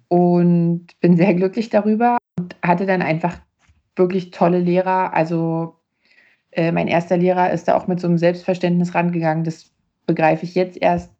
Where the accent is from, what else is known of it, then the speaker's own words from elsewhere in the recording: Neuruppin, Brandenburg, Germany; now in Leipzig, Germany; meiner Heimatstadt Neuruppin